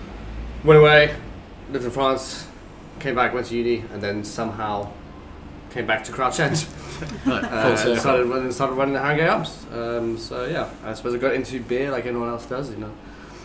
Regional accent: South Africa; So I'm originally from South Africa, so it's been

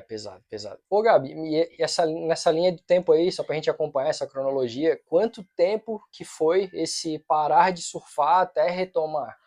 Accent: Florianópolis, Santa Catarina, Brazil; eu nasci em Floripa, sou mané da ilha

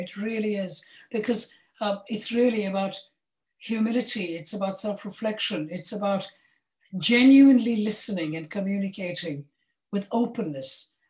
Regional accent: India; I grew up in India where we had one little phone and that was it.

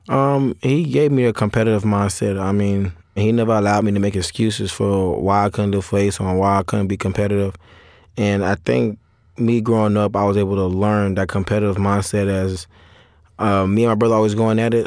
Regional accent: St. Petersburg, Florida, United States; I'm from Saint Petersburg, Florida

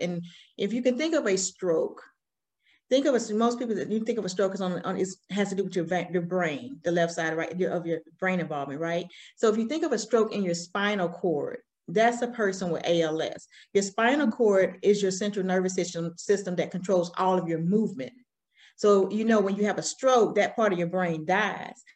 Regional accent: Alabama, United States; accent: country accent; now in South Carolina, United States; I'm raised, I'm raised from Alabama, the South

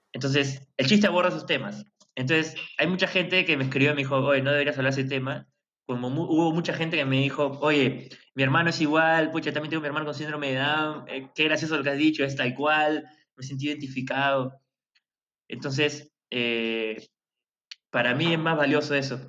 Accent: Peru; en mi país

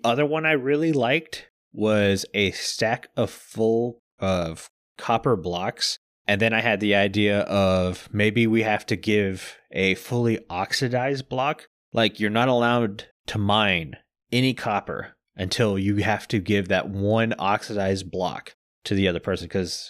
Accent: Deep South, United States; I find that funny because I'm from the Deep South and I can't speak in a deep Southern accent for more than 2 seconds.

